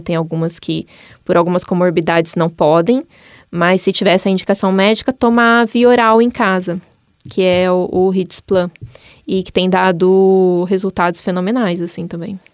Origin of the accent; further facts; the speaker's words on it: Maringá, Paraná, Brazil; moved away as an adult; also born or lived in Cascavel; now in Curitiba, Brazil; eu sou de Maringá